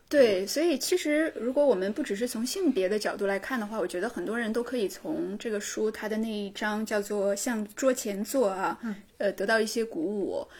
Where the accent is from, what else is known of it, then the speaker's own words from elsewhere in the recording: Northeast China, China; accent: Northeastern (Dongbei) dialect; 我们东北话叫耍尖儿